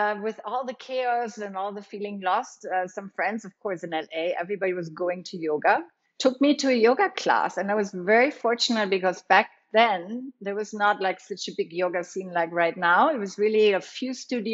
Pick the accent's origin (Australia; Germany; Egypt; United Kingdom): Germany; moved away as an adult; also born or lived in Los Angeles, United States / New York, United States; now in Costa Rica; I grew up in Germany, and I studied social work